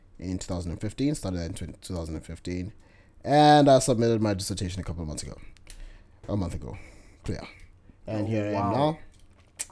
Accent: Zambia; moved away; Grew up in Zambia all the way up to high school.

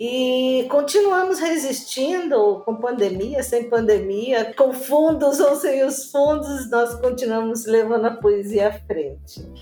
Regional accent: Santo André, São Paulo, Brazil; sou de Santo André, sou da Gema do Ovo, como diz, aqui nasci, né?

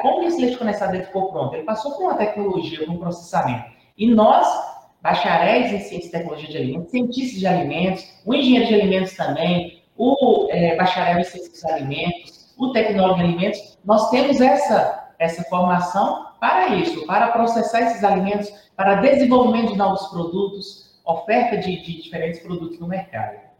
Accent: Jequitinhonha, Minas Gerais, Brazil; eu sou natural, né, de Jequitinhonha, do Vale do Jequitinhonha, da cidade de Jequitinhonha

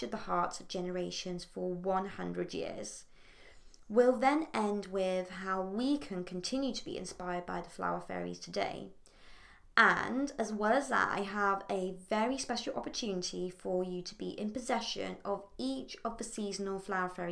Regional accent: Port Sunlight, North West England, United Kingdom; in Port Sunlight in the Wirral, my hometown near Liverpool

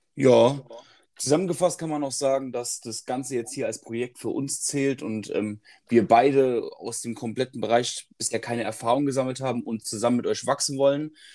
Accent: Heidelberg, Baden-Württemberg, Germany; komme aus dem Raum Heidelberg

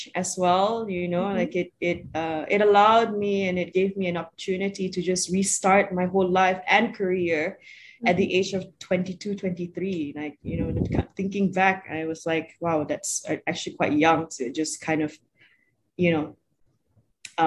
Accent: Sarawak, Malaysia; I'm originally from Sarawak

